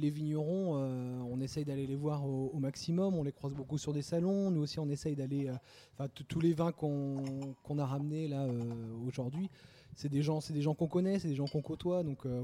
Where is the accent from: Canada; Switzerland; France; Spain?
France; Pornic, Pays de la Loire; moi, je suis de Pornic, exactement.